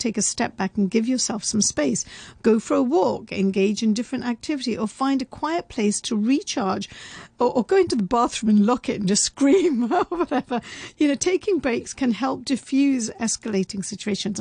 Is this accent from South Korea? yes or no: no; United Kingdom; I'm also very British